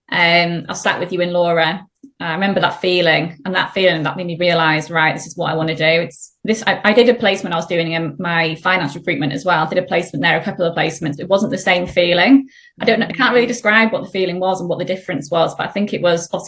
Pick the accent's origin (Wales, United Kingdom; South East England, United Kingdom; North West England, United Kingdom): Wales, United Kingdom; North; moved away as an adult; also born or lived in Manchester; now in Leeds, United Kingdom; I'm originally from North Wales. I went to uni in Manchester, and then now I live in Stenny, Yorkshire in Leeds, well, just outside of Leeds